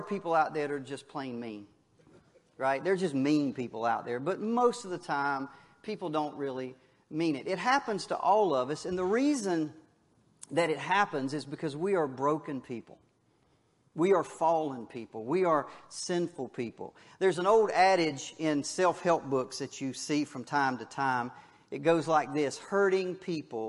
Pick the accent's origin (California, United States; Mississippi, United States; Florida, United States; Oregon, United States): Florida, United States; Wakulla County; I was from Wakulla County